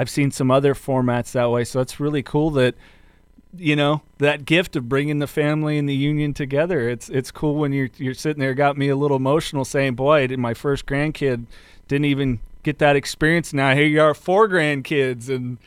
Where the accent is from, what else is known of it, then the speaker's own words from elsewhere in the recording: near Monterey, California, United States; I grew up near Monterey